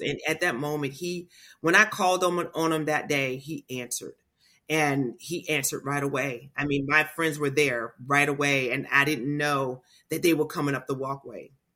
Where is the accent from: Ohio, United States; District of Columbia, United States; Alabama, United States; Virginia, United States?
Virginia, United States; Portsmouth; I grew up in Portsmouth, Virginia, So I've lived here in this area all of my life